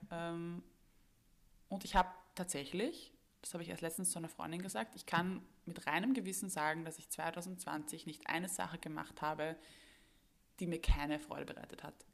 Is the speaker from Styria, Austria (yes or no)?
no; Vienna, Austria; die ich jetzt als Wiener Kind mm. gemacht habe